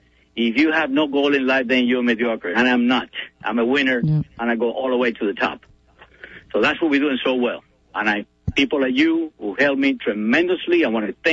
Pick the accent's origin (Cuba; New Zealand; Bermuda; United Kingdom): Cuba; English is a second language; now in United States; And, you know, when I came from Cuba, I had maybe $5 in my pocket.